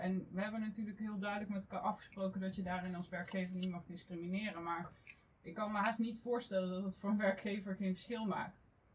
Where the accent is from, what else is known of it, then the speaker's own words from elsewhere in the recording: North Brabant, Netherlands; now in The Hague, Netherlands; En ik kom oorspronkelijk uit Brabant. Dus vandaar dat je niet echt een Haags accent zult terughoren vandaag.